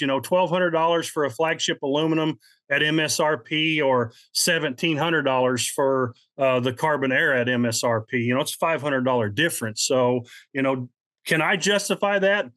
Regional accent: Midwest, United States; I'm from the Midwest

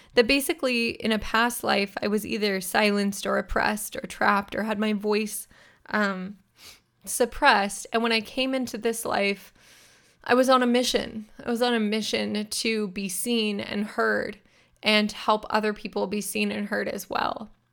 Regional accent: near Sacramento, Northern California, United States; I'm a California girl born and raised. I grew up in Northern California near Sacramento, which is the state capital.

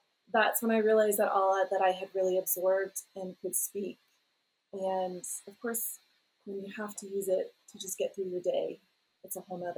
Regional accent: North Carolina, United States; moved away as an adult; now in Peru; I grew up in North Carolina. Nobody in my family speaks Spanish.

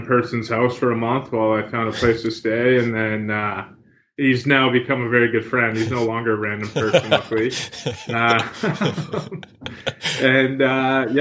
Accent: Fredericton, New Brunswick, Canada; moved away as an adult; also born or lived in Edinburgh / England; now in Vancouver, Canada; I grew up outside of a small town called Fredericton, and the small town was called Charter Settlement, New Brunswick. So I grew up basically on a farm.

